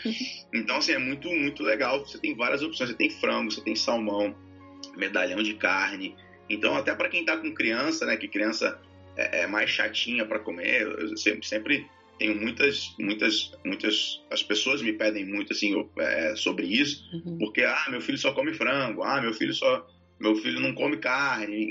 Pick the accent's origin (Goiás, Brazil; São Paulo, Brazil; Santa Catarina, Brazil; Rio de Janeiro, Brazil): Rio de Janeiro, Brazil; sou do Rio